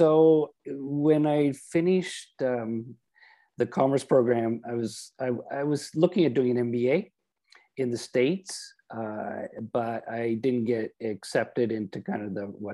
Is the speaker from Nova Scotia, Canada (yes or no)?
no; Oshawa, Ontario, Canada; So I'm from Oshawa, and I was raised on a dairy farm.